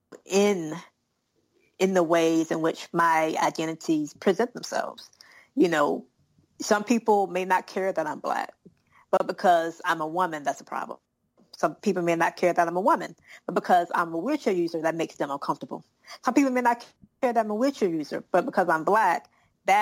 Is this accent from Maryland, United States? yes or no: no; South Carolina, United States; I'm a Southerner. I'm from South Carolina